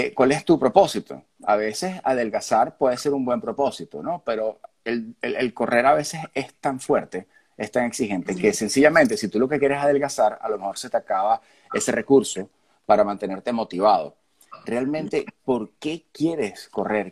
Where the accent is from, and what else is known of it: Venezuela